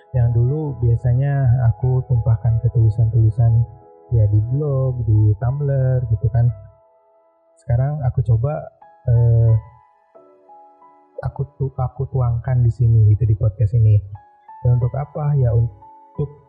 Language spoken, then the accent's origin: Indonesian; Karawang, West Java, Indonesia; Aku orang Sunda, aku orang Karawang makanya banyak dari circle aku yang eh, susah untuk pelapalan huruf F